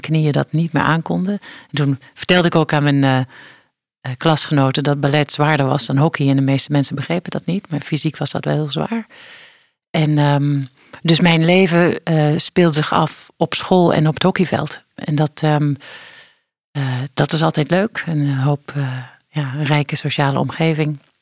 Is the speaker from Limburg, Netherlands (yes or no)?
yes; Geleen, Limburg, Netherlands; Ik ben eh, opgegroeid in Geleen, in Geleen, in eh, Zuid-Limburg